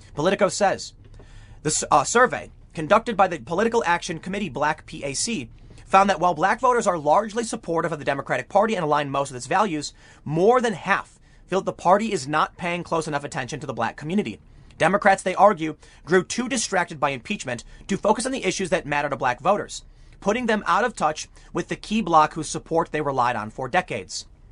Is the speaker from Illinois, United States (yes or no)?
yes; Chicago, Illinois, United States; moved away; also born or lived in New York City, New York; I grew up in Chicago